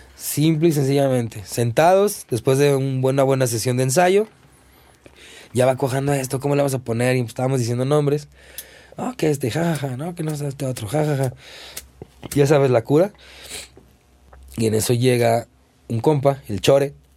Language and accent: Spanish; Zapopan, Jalisco, Mexico; also born or lived in Guadalajara; nací en Guadalajara pero digo, yo nunca he vivido en Guadalajara. Toda la vida he vivido en Zapopan.